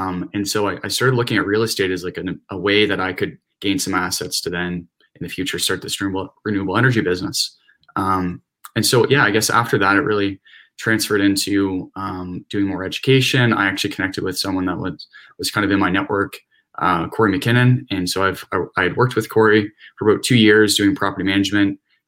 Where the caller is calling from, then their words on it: Ajax, Ontario, Canada; Right now I'm in Ajax, Ontario, so more so towards like the GTA.